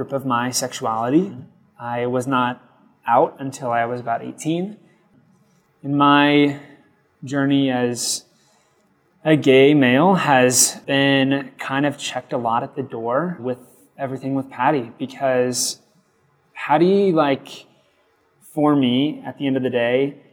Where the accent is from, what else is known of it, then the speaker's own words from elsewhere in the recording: Lincoln, Nebraska, United States; born and raised in Nebraska, and I love it through and through